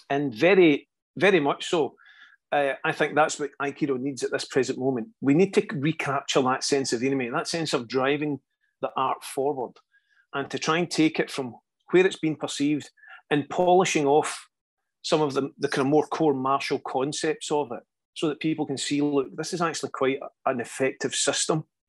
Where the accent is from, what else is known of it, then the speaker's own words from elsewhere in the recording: Scotland, United Kingdom; a lot of Scottish people have that reputation of always headbutting things. We're just getting our head in the way